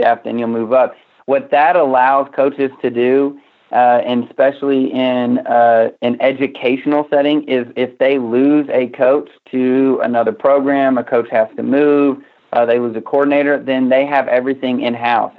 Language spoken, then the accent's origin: English; Missouri, United States; moved away as an adult; now in Texas, United States; I'm actually originally from Missouri